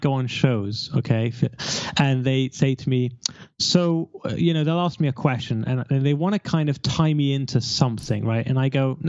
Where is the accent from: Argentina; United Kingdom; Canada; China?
United Kingdom; London; I'm from London